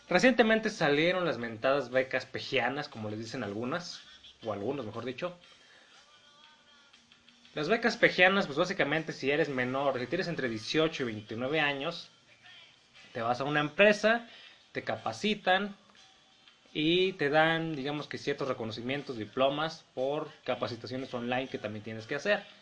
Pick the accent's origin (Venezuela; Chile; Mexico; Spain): Mexico; Como saben ustedes, yo soy mexicano.